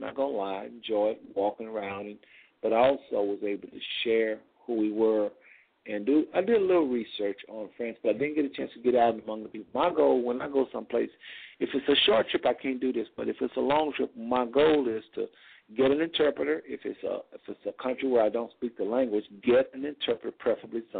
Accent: United States; I am from the States

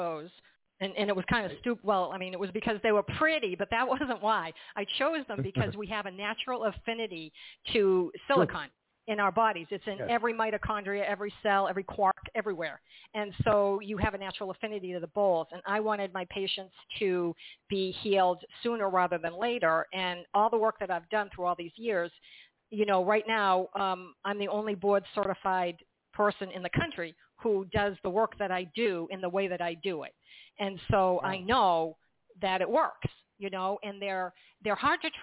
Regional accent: Massachusetts, United States; also born or lived in northwestern New Jersey; now in New Jersey, United States; I'm from Massachusetts, but I'm in northwestern New Jersey.

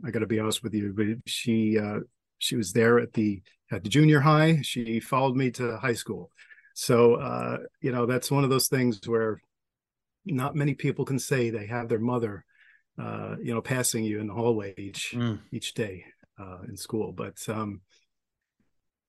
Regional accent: Long Island, New York, United States; born or raised there

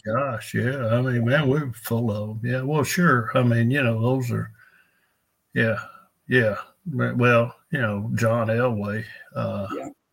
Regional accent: El Dorado, Arkansas, United States; I was raised in El Dorado.

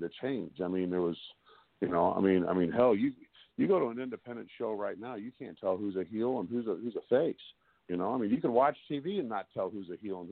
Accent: Cottleville, Missouri, United States; I was raised in Cottleville, Missouri

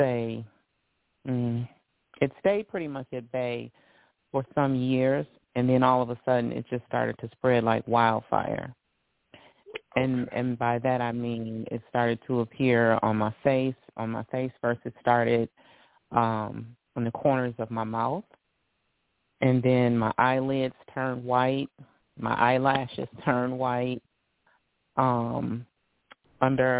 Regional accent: Detroit, Michigan, United States; I am born and raised in Detroit, Michigan.

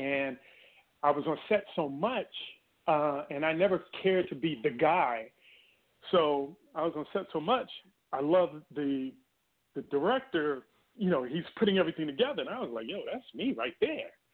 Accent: Washington, District of Columbia, United States; also born or lived in Oklahoma City, Oklahoma; I was born in Oklahoma City. Whoa. However, I grew up in Washington D.C. and Maryland area

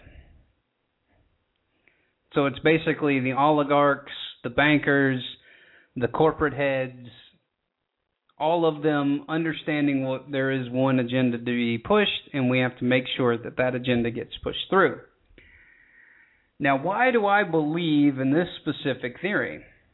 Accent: United States; I'm from the United States

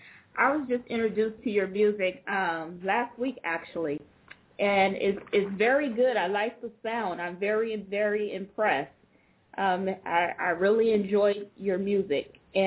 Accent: Oakland, California, United States; But being that I'm a native of Oakland as well. I was born and raised in East Oakland.

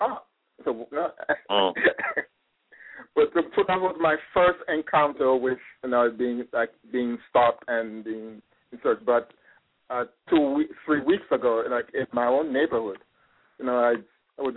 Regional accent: New York, United States; also born or lived in Los Angeles; as a New Yorker, I love to walk

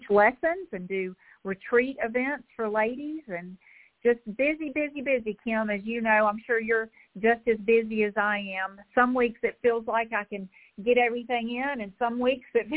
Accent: Augusta, Georgia, United States; now in North Augusta, United States; I grew up in Augusta, Georgia

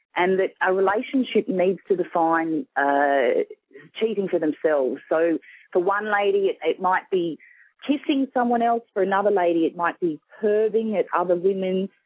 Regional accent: Sydney, New South Wales, Australia; I'm from Sydney, Australia

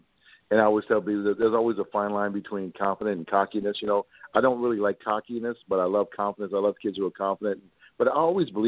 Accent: Thibodaux, Louisiana, United States; also born or lived in Hannibal, Missouri; I grew up here in Thibodaux, started playing baseball at the age of 5

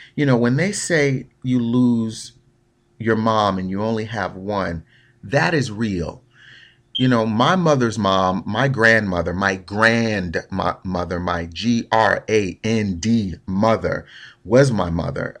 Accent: Newark, New Jersey, United States; Born and raised in Newark, New Jersey

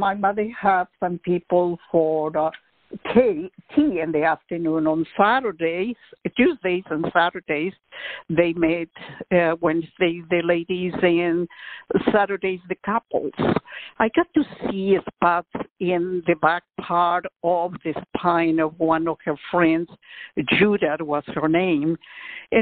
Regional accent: Quito, Pichincha, Ecuador; also born or lived in Austin, Texas; now in Houston, United States; as you mentioned, I was born in Quito, Ecuador.

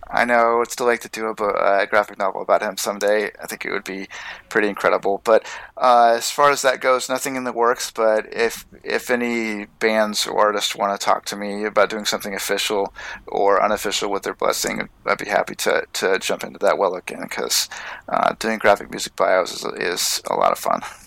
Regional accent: Portland, Oregon, United States; moved away; I grew up in Portland

